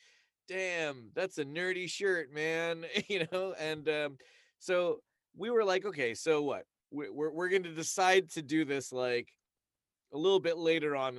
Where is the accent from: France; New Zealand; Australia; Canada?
Canada; Toronto, Ontario; moved away as an adult; now in California, United States; We grew up in Scarborough, Ontario, kind of like the suburb of Toronto, Ontario, Canada